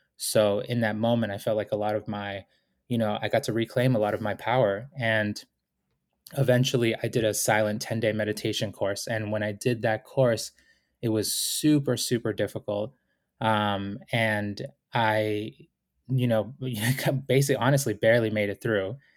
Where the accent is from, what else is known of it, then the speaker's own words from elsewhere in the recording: Boston, Massachusetts, United States; also born or lived in Ecuador; I was born in Ecuador, came to the United States with my family when I was four years old, and we went through, you know, serious poverty when, uh, we were growing up in Boston